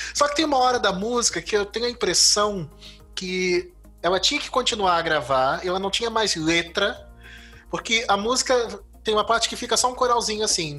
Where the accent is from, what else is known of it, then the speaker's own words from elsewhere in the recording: Brazil; eu sou um brasileiro esquisito que não joga futebol